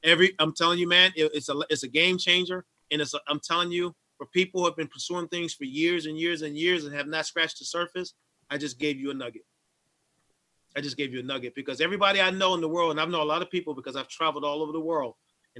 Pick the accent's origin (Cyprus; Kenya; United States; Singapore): United States; Syracuse, New York; moved away; my hometown to Syracuse